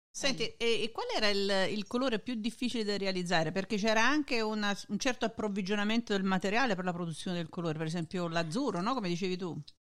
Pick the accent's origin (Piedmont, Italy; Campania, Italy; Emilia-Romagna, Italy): Campania, Italy; Naples; moved away as an adult; now in Detroit, United States; mi lascio andare a delle esternazioni in napoletano